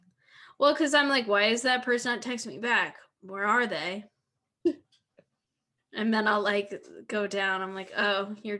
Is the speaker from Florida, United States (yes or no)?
no; Philadelphia, Pennsylvania, United States; Oh, not me. Because I'm from Philly.